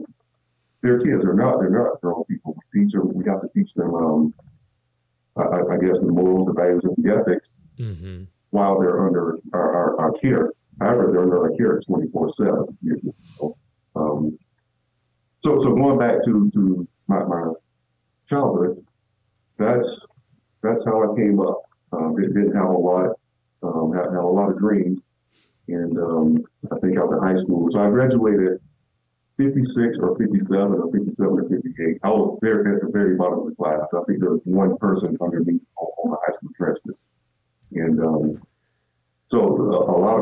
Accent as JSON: {"language": "English", "region": "South Georgia", "country": "United States", "tie": "born or raised there", "said": "growing up in South Georgia, and I mean deep South Georgia"}